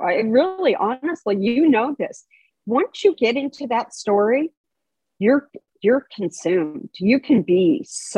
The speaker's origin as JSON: {"language": "English", "town": "Los Angeles", "region": "California", "country": "United States", "tie": "born or raised there", "lives_now": "Dana Point, United States", "said": "I grew up in Los Angeles, but my family had a beach"}